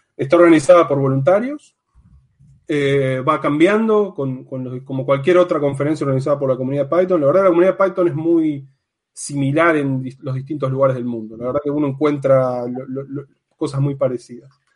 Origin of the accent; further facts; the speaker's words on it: Argentina; moved away as an adult; now in Amsterdam, Netherlands; soy de Argentina, estoy actualmente viviendo en Ámsterdam